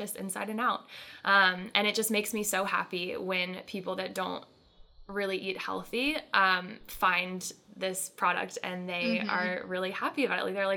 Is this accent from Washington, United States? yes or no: no; Annapolis, Maryland, United States; moved away as an adult; now in Chattanooga, United States; I was born and raised in Annapolis, Maryland